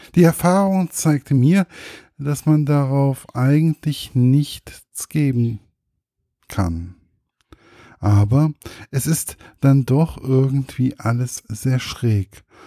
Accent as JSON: {"language": "German", "country": "Germany", "said": "Als Deutscher"}